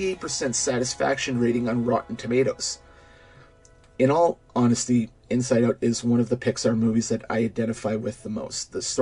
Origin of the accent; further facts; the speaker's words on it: Saskatoon, Saskatchewan, Canada; from Saskatoon.